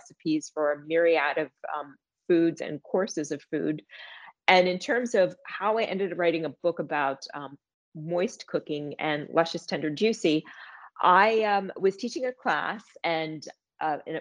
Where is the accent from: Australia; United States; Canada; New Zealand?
United States; New Castle, Pennsylvania; I grew up in Newcastle, PA, a half hour away from Grove City